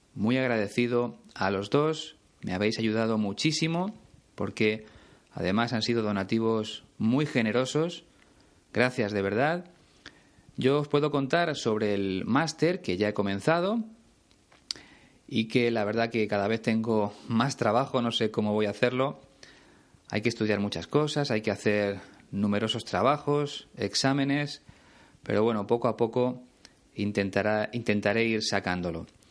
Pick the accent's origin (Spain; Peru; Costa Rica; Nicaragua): Spain